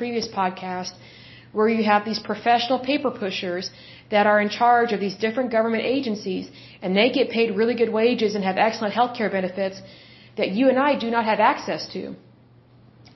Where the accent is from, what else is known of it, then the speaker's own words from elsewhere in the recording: United States; we live in the United States